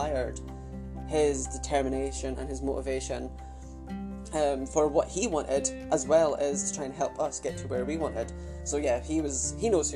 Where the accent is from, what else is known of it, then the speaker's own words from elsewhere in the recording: Arbroath, Scotland, United Kingdom; also born or lived in Adelaide, Australia / Carnoustie, Scotland; I moved from Adelaide to Arbroath, Scotland. So I kind of grew up in Arbroath and Coonassie, which is obviously, the county is called Angus, so yeah, that's just where I was obviously brought up.